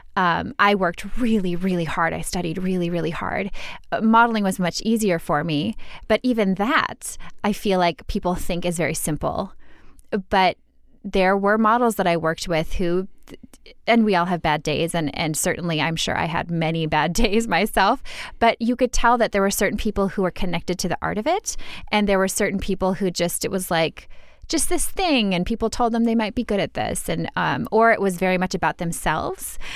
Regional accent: Minnesota, United States; I'm from Minnesota

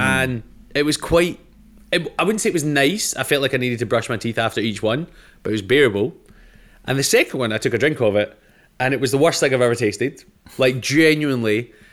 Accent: Scotland, United Kingdom; I'm Scottish

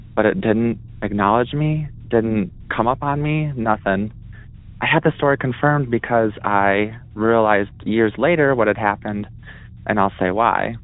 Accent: Wisconsin, United States; I'm from Wisconsin

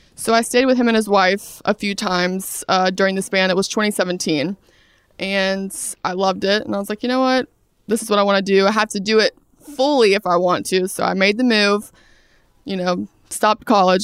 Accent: Brunswick, Georgia, United States; moved away as an adult; I'm from Brunswick, Georgia, South Georgia

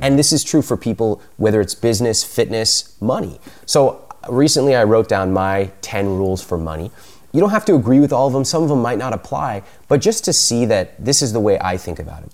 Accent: United States; I grew up in America, but I have a lot of Indian culture around me

